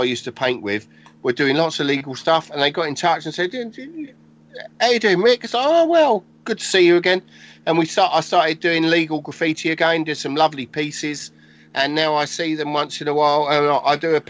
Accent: Tonbridge, South East England, United Kingdom; I grew up around Tunbridge, which is in southeast of England, Kent.

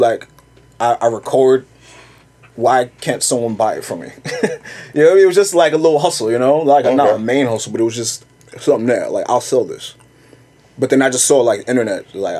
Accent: New York City, New York, United States; also born or lived in Long Island / Manhattan / Brooklyn; Born and raised in Queens. My family moved to Long Island when I was like 13. I came back to New York City. I was living downtown Manhattan for school and like, and I've been here ever since. Living in Brooklyn, Manhattan.

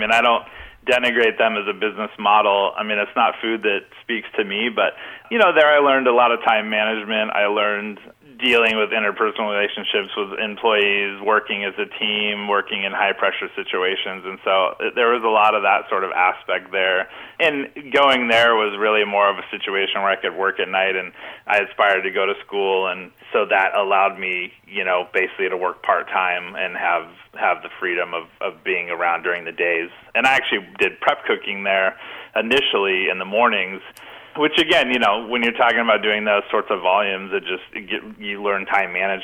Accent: Olympia, Washington, United States; Olympia, born and raised.

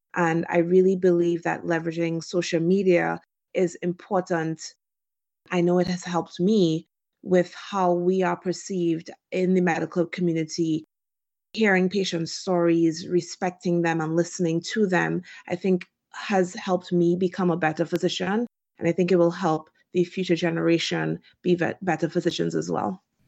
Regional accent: Trinidad & Tobago; moved away as an adult; also born or lived in Washington, D.C., United States; now in United States; I was born and raised in Trinidad and Tobago

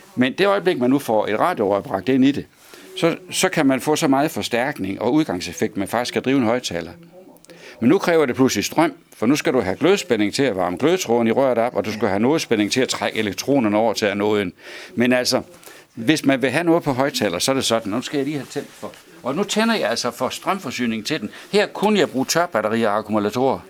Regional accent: Svendborg, Southern Denmark, Denmark; det er fra Lauritsen Søfartsskole i Svendborg. Mm-hmm. Der, var, der er jeg født. Det var mit barndomshjem

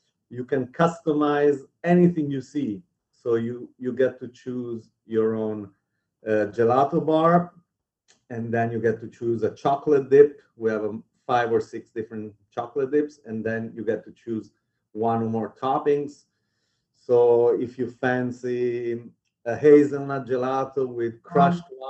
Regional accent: Italy; moved away as an adult; now in New York City, United States; I grew up in Italy, and I moved to New York for college when I was 18.

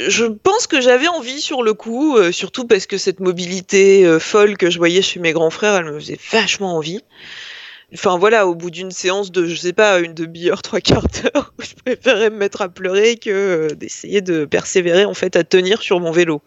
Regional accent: Lille, Hauts-de-France, France; moved away as an adult; also born or lived in Rennes; now in Paris, France; je suis lilloise d'origine

